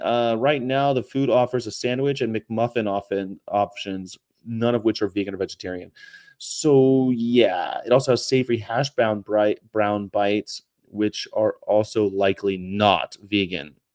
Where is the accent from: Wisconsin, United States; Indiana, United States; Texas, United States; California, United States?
California, United States; moved away; also born or lived in Hanover / Japan / San Diego; I grew up in California